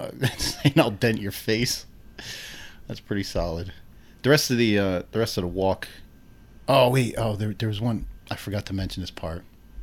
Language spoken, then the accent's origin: English; New Jersey, United States; we're from Jersey